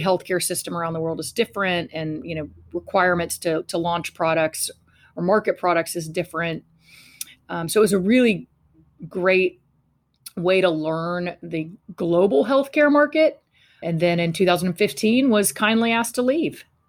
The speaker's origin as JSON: {"language": "English", "town": "Fort Worth", "region": "Texas", "country": "United States", "tie": "born or raised there", "said": "I was raised in Fort Worth, Texas"}